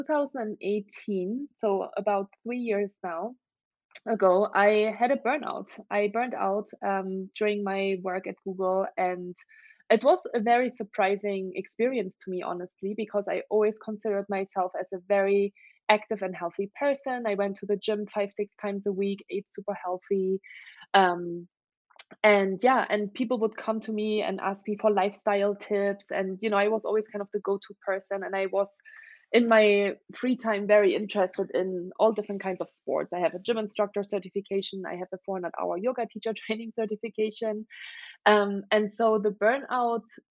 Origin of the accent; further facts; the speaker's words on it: Germany; English is a second language; moved away as an adult; I'm originally from Germany. That's where I grew up for the first 19 years of my life